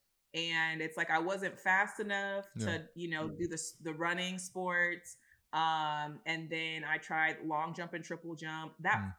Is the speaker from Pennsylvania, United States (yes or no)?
no; East Palo Alto, California, United States; my dad was a Pop Warner football coach in the small town I'm from, East Palo Alto